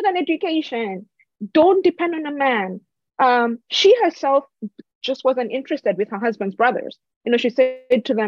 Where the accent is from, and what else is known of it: Kenya; also born or lived in United States